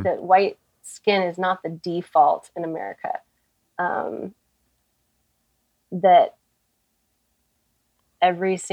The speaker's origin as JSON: {"language": "English", "town": "Houston", "region": "Texas", "country": "United States", "tie": "born or raised there", "said": "So I grew up in Houston, Texas, and I grew up in a very wealthy white bubble"}